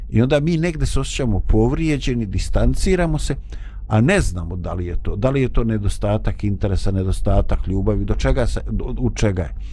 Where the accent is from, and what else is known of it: Bosnia & Herzegovina